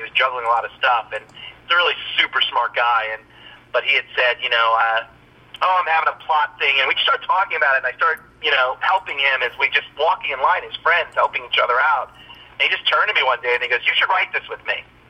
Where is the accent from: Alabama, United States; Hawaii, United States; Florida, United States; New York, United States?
New York, United States; New York City; I grew up in the Bronx